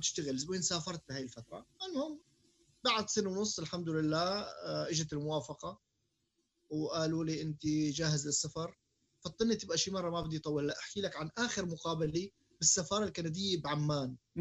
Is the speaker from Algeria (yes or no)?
no; Syria; also born or lived in Jordan; now in Canada; احنا تعلمنا بسوريا